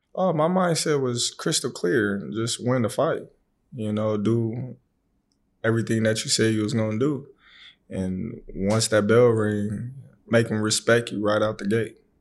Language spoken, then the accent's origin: English; Omaha, Nebraska, United States; born or raised there